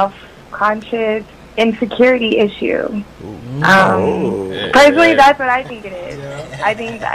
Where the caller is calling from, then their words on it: Los Angeles, California, United States; I'm calling from L.A.